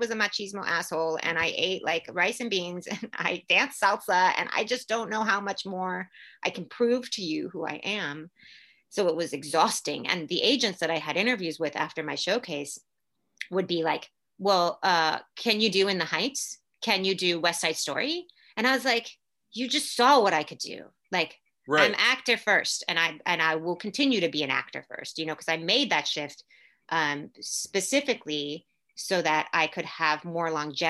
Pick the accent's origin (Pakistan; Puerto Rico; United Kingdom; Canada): Puerto Rico; born there; Where were you born? And I was like, I was born in Puerto Rico. Well, no. What did your family speak Spanish? I was like, yeah. Do you speak Spanish? Yes, I speak Spanish.